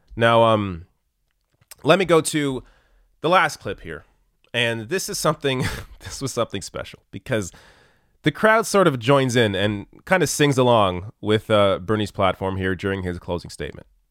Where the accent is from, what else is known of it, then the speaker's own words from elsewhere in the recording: Canada; I'm Canadian